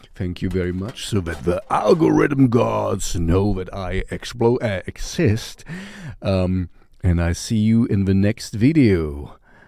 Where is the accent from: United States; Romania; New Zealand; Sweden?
Sweden; Stockholm, Stockholm County; we're from Stockholm, Sweden.